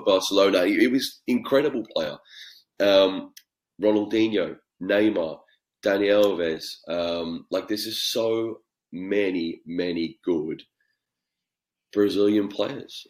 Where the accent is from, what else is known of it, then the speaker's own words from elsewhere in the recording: Australia; being Australian